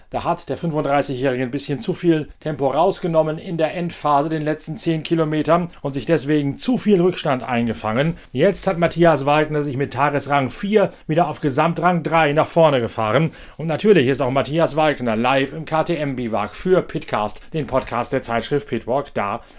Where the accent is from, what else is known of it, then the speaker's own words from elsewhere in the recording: Northern Germany, Germany; Oder ist das nur noch ein Rolling Home, wie ich es immer so schön sage als Norddeutscher?